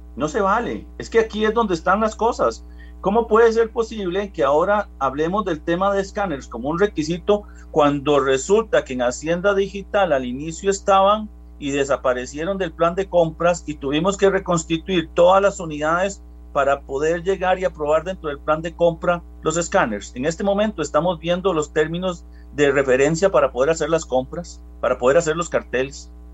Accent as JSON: {"language": "Spanish", "country": "Costa Rica", "said": "yo soy un costarricense igual que todos"}